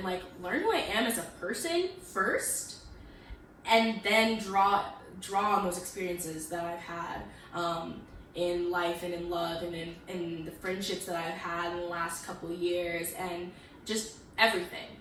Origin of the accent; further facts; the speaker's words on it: Midwest, United States; moved away as an adult; now in New York, United States; I am from the Midwest